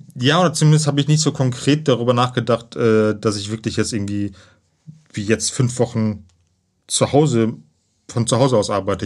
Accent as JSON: {"language": "German", "area": "near Cologne", "region": "North Rhine-Westphalia", "country": "Germany", "tie": "born or raised there", "said": "komme aus Köln, gebürtig aus der Nähe von Köln."}